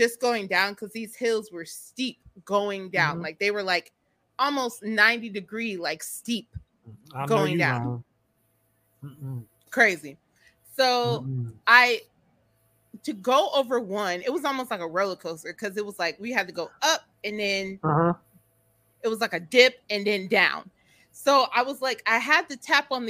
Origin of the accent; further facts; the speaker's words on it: Chicago, Illinois, United States; I'm from Chicago